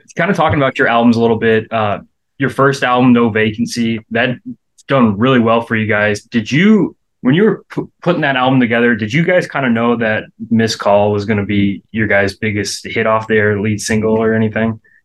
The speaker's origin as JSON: {"language": "English", "region": "Nebraska", "country": "United States", "said": "we're from Nebraska"}